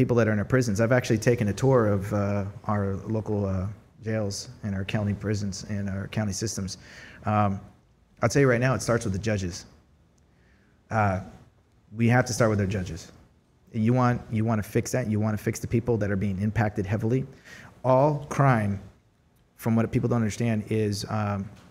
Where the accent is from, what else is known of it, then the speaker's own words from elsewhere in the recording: United States; I'm God-fearing and I'm an American